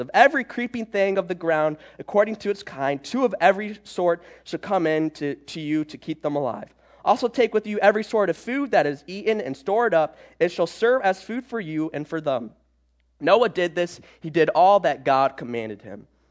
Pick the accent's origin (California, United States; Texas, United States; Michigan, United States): Michigan, United States; moved away as an adult; also born or lived in Georgia / South Carolina; I was born and raised in Michigan, um, and I lived there all my life.